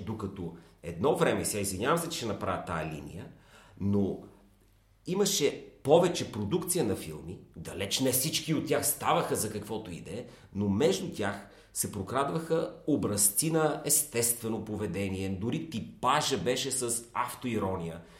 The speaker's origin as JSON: {"language": "Bulgarian", "country": "Bulgaria", "said": "Аз като българин"}